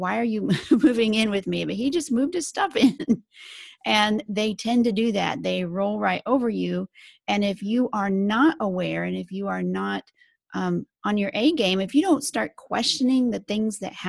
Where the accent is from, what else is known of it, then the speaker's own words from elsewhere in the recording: Salina, Kansas, United States; moved away as an adult; also born or lived in Houston, Texas / Pennsylvania / New York / Texas; now in Phoenix, United States; I grew up in Kansas, in Salina, Kansas, right in the middle of Kansas